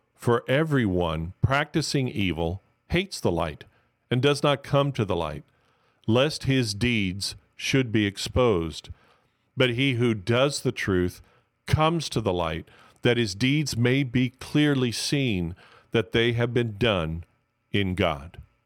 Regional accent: Miami, Florida, United States; I'm from Miami, so I'm originally from Miami, so I'm called a Miamian

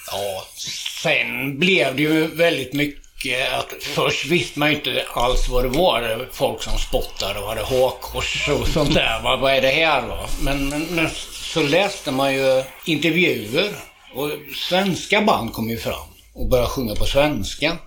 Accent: Tranås, Jönköping County, Sweden; also born or lived in Köping / Kolsva / Västmanland; jag har bott här sedan jag var inte hundra, men fyra eller fem år

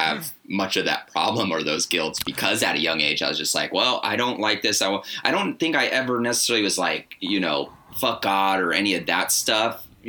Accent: Arizona, United States; also born or lived in Anaheim; now in Portland, United States; I grew up, so first couple years on the road, and then Anaheim, and then Arizona, and then Portland for the past six.

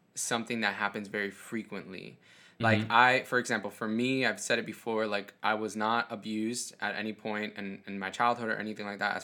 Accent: Miami, Florida, United States; I was born in Miami

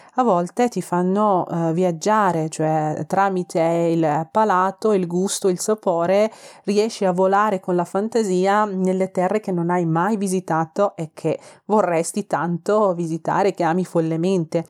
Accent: Tehran, Tehran Province, Iran; Italian is a second language; moved away as an adult; now in Milan, Italy; sono iraniana, vengo da Teheran, la capitale iraniana

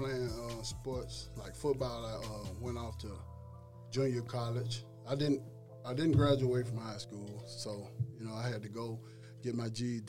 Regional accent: Leland, Mississippi, United States; now in Nashville, United States; I'm originally from Leland, Mississippi.

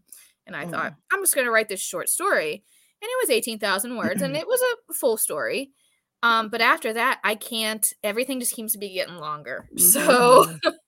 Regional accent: Pittsburgh, Pennsylvania, United States; my hometown of Pittsburgh, Pennsylvania.

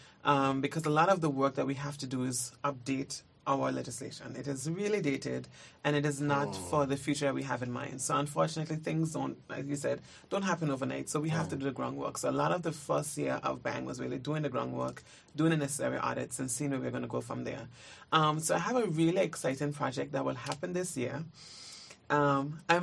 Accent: Anguilla; I think I'm from Anguilla

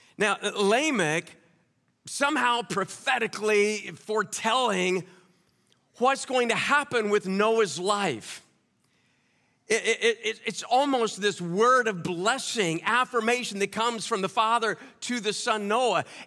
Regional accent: Kansas, United States; also born or lived in New Orleans / Owensboro; now in Indianapolis, United States; I'm from Kansas originally

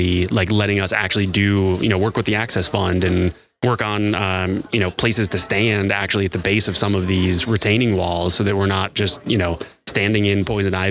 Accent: Pittsburgh, Pennsylvania, United States; my hometown

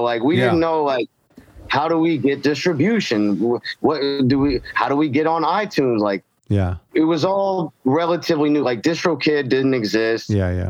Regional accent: Jacksonville, Florida, United States; I grew up in Jacksonville, Florida, which is Northeast Florida. For those unfamiliar with Florida, it's not really Florida that you see on the news.

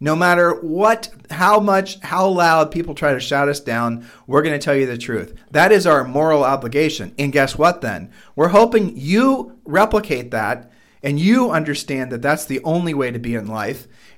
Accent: Ohio, United States; we are from Ohio

